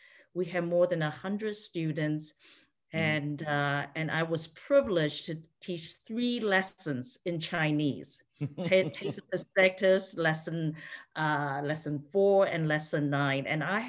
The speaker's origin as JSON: {"language": "English", "country": "Eswatini", "tie": "born or raised there", "said": "I missed out on all that because I grew up in Swaziland where they had no TV"}